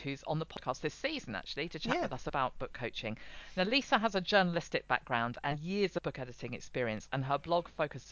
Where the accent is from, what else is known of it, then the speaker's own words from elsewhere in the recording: England, United Kingdom; the English one